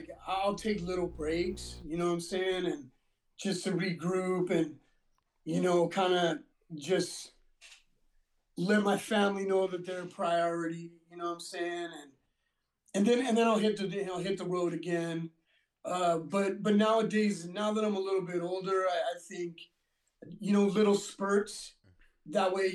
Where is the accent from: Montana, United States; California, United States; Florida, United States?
California, United States; Whittier; also born or lived in Montebello, California; I was born in Montebello. I was raised in Whittier